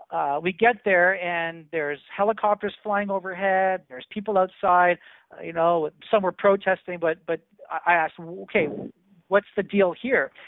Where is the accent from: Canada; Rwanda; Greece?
Canada; as a Canadian